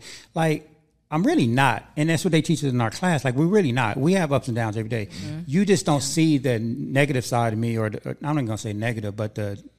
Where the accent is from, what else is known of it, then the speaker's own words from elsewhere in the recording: Los Angeles, California, United States; now in Antelope Valley, United States; Because I grew up in Hollywood and in LA, but ever since I moved out here, I want to say, I moved out here about 5 years ago.